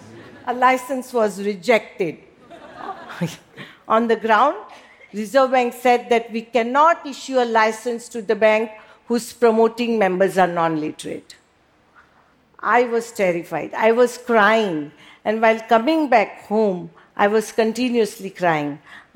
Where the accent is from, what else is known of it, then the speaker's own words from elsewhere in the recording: Mumbai, Maharashtra, India; I was born and brought up in Mumbai.